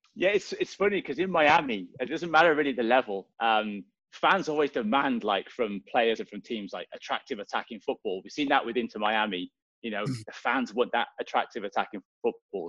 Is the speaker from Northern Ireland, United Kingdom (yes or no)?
no; Swansea, Wales, United Kingdom; moved away; I'm from Swansea in uh, back home